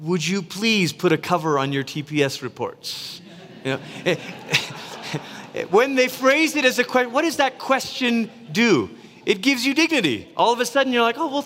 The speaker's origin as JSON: {"language": "English", "country": "Malaysia", "tie": "born or raised there", "said": "Growing up in Malaysia"}